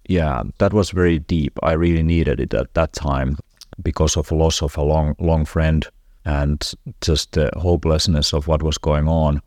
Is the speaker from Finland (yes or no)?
yes; Finland; I'm from Finland